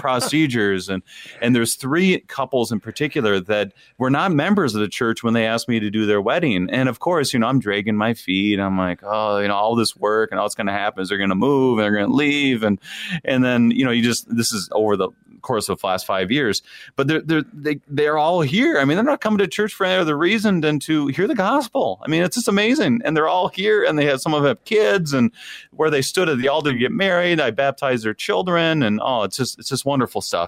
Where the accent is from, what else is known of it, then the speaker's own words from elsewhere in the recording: Wadena, Minnesota, United States; moved away as an adult; I grew up in Wadena, Minnesota, and my dad was a pastor there for twenty-one years